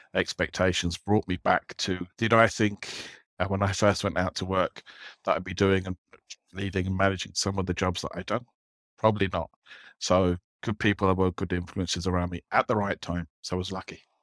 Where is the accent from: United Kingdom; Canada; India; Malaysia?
United Kingdom; London; moved away as an adult; now in Dublin, Ireland; I grew up in London